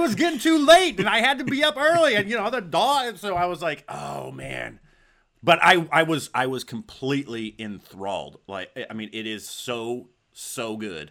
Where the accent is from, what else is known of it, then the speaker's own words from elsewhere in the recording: Arizona, United States; growing up in Zona